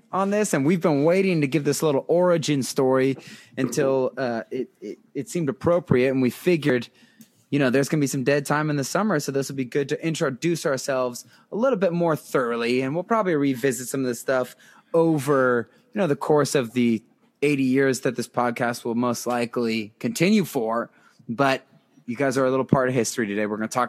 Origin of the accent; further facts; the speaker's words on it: West Mifflin, Pennsylvania, United States; also born or lived in Washington, D.C.; And I was born in Washington, D.C., as he said. Technically, the birth certificate says Washington, D.C., but really, I'm from West Mifflin, South, let it be known, not North.